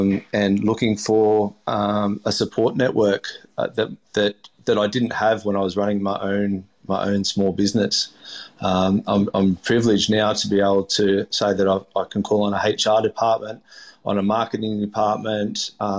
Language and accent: English; Melbourne, Victoria, Australia; whereas I grew up in Melbourne on Port Phillip Bay, and it was all for us just about going to the beach, having some fish and chips, going out sailing.